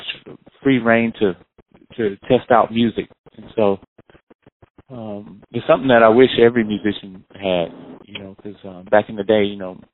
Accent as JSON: {"language": "English", "town": "High Point", "region": "North Carolina", "country": "United States", "tie": "born or raised there", "moved": "as an adult", "lives_now": "Boston, United States", "said": "High Point, the hometown that I'm from"}